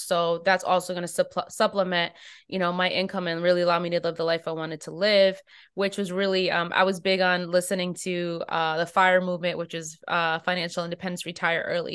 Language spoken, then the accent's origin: English; United States; I'm an American.